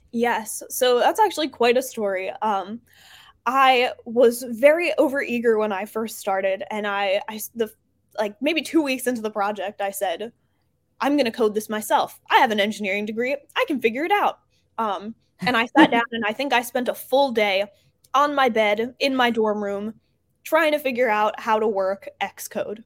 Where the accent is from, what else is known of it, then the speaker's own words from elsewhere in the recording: New Jersey, United States; now in Baltimore, United States; I'm originally from New Jersey